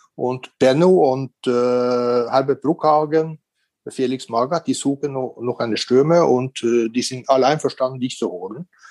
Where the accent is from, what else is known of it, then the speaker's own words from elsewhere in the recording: Norway; also born or lived in Korea; now in Regensburg, Germany; in Norwegen, äh, in diesen Zeiten, wo ich aufgewachsen bin